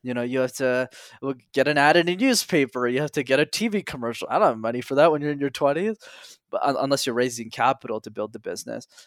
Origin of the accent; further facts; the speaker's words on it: Montreal, Quebec, Canada; I grew up in Montreal where I'm still based